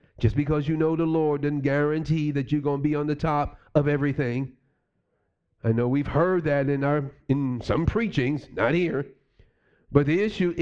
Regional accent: New York City, New York, United States; moved away; me growing up in New York City

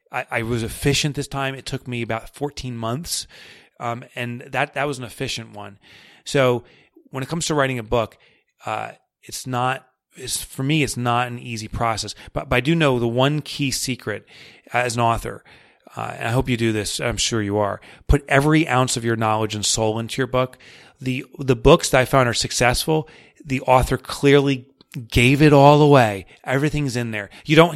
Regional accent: New York, United States; accent: New York; know, that New York accent comes in. We all you want is money? Is that all you care about? And that's my New York accent.

